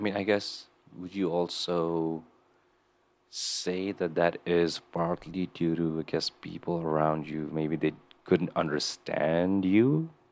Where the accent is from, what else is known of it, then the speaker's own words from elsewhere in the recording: Kathmandu, Nepal; moved away; growing up in Nepal